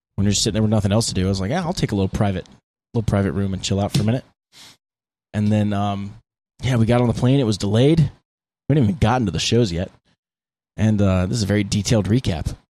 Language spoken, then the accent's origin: English; United States; we're from America